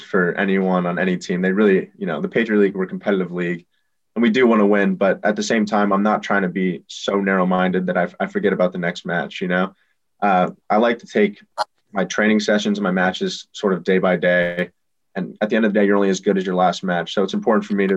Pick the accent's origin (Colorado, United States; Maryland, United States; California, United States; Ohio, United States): California, United States; Los Angeles; moved away; I'm a kid from Los Angeles. So, you know, I grew up playing or watching Los Angeles Galaxy